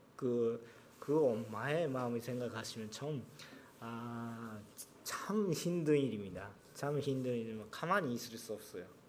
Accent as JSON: {"language": "Korean", "country": "Japan", "second_language": "Korean", "said": "저는 일본 사람인데"}